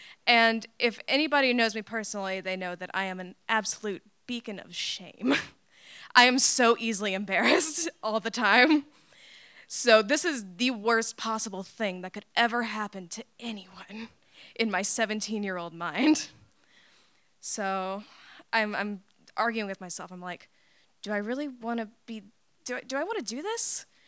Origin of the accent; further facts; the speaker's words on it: Texas, United States; moved away; I grew up in Texas in a very religious Pentecostal family